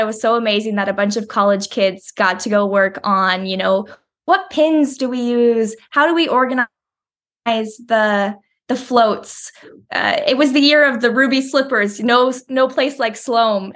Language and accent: English; Woodinville, Washington, United States; moved away; I grew up in Woodinville, Washington, so it's just outside Seattle.